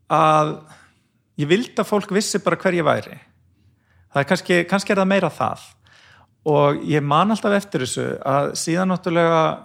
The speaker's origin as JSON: {"language": "Icelandic", "area": "Brúarland, Mýrar, west of Borgarnes", "region": "Western Region", "country": "Iceland", "tie": "born or raised there", "said": "ég fættur á uppalinn í Sveit á Brúaland og Mýrum, rétt vestafinn Borgarnes"}